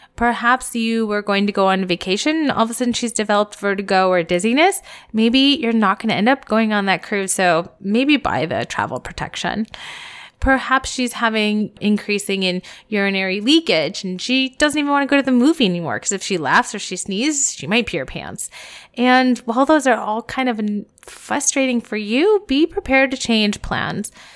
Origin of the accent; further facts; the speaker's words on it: Columbus, United States; my hometown in Columbus